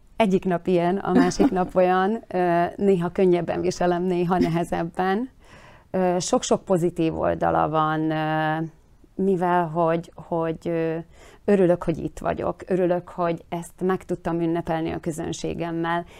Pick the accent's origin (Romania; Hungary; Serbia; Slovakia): Slovakia; mi itt ö, Szlovákiában meg szeretnénk maradni magyarként